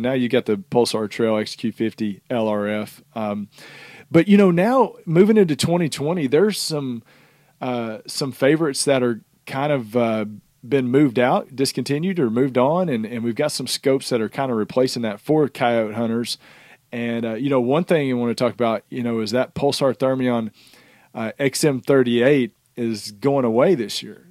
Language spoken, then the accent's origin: English; the South, United States; we're from the South